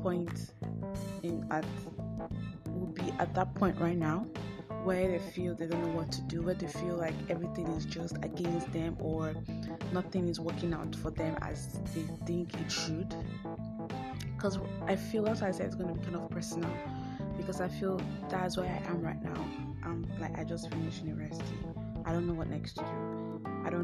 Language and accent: English; Nigeria; I am African. I am Nigerian. I'm not African. I'm Nigerian